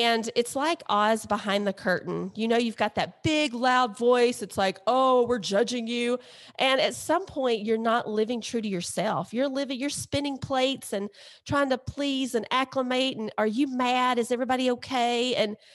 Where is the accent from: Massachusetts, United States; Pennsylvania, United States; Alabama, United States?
Alabama, United States; we're from Alabama and Mississippi